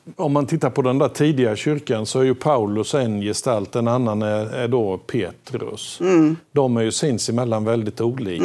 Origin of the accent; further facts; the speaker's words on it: Småland, Sweden; accent: Småländska; mitt småländska ja, ja. barndomsspråk